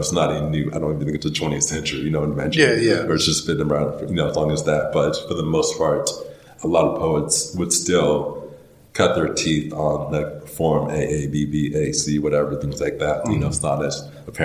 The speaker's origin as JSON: {"language": "English", "town": "Charlotte", "region": "North Carolina", "country": "United States", "tie": "born or raised there", "also_born_or_lived": "Wilmington, North Carolina / Philadelphia, Pennsylvania", "said": "By the time I was in second grade, I was in Charlotte through high school and everything"}